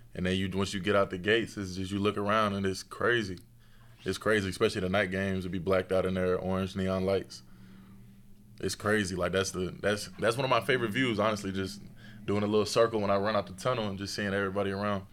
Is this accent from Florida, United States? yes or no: no; Tennessee, United States; being from Tennessee